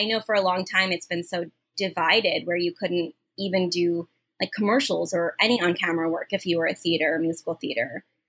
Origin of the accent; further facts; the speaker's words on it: United States; I get so jealous as an American actor.